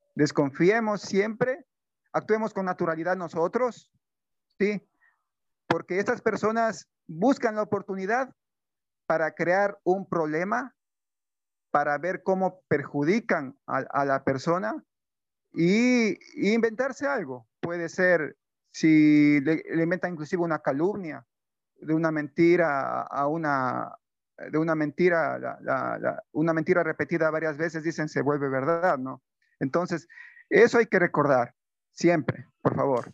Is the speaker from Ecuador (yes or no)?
yes; Ecuador; tuvimos como ecuatorianos